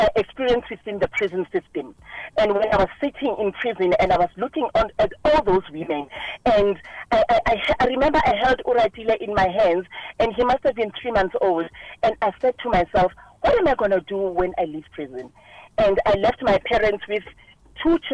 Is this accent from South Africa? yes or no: yes; Soweto, Gauteng, South Africa; I'm originally from Soweto